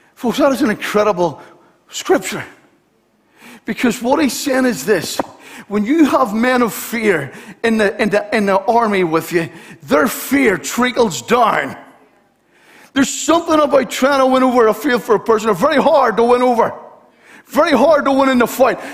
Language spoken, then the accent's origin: English; Belfast, Northern Ireland, United Kingdom; I'm from Belfast